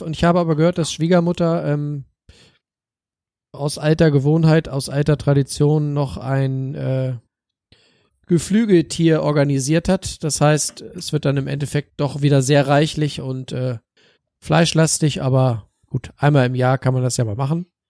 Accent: Northern Germany, Germany; bei uns in Norddeutschland

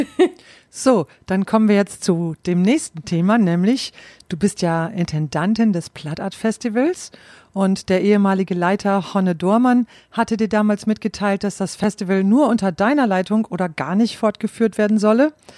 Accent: East Frisia, Lower Saxony, Germany; ich in Ostfriesland aufgewachsen bin

